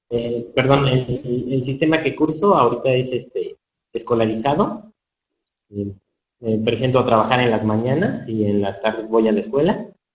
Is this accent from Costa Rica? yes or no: no; Pachuca, Hidalgo, Mexico; soy originario aquí de Pachuca, de Soto Hidalgo.